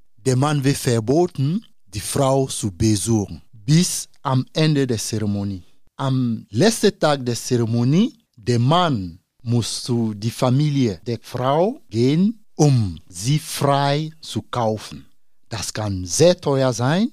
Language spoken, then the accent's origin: German; Côte d’Ivoire; German is a second language; now in Osnabrück, Germany; mein Heimat, Elfenbeinküste